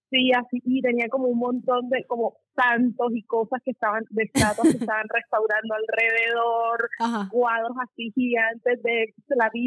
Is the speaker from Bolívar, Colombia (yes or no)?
yes; Cartagena, Bolívar, Colombia; yo acababa de entrar a la universidad a estudiar diseño gráfico acá en, en Cartagena. Soy de Cartagena.